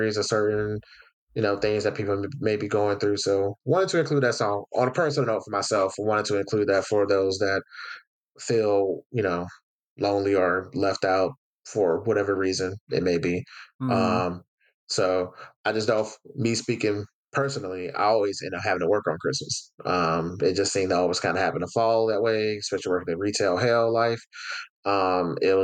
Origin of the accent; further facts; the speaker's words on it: the South, United States; I'm from the South